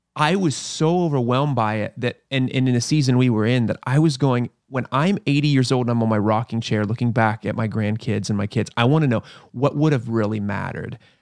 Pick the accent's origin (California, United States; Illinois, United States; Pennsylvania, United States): Pennsylvania, United States; moved away; I grew up in Pennsylvania.